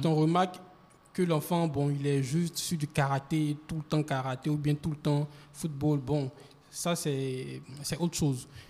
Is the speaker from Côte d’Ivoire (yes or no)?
yes; Côte d’Ivoire; c'est à l'intérieur, au sud, voilà, au sud de, de, de la Côte d'Ivoire, je crois bien. Bon, je suis un peu perdu. Il a pas de mais, mais, Voilà. Mais c'est là que j'ai grandi